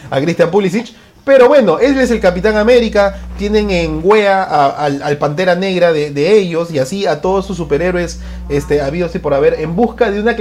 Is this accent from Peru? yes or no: yes; Peru